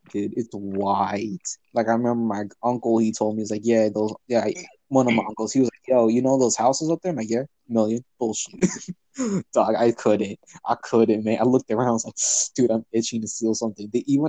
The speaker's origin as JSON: {"language": "English", "town": "Los Angeles", "region": "California", "country": "United States", "said": "I came from Los Angeles."}